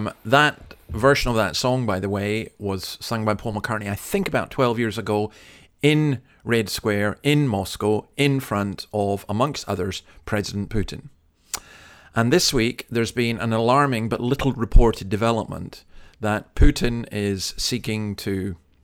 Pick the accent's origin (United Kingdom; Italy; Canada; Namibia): United Kingdom; Scotland; now in Australia; I'm from Scotland